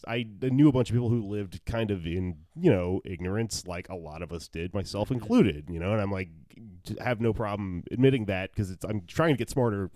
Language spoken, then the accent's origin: English; Texas, United States; I grew up in Texas